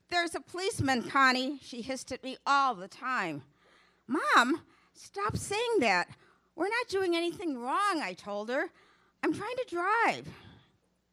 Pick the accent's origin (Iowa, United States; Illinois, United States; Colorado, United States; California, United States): Illinois, United States; Chicago; I was born in Chicago and grew up in my parents' boarding house.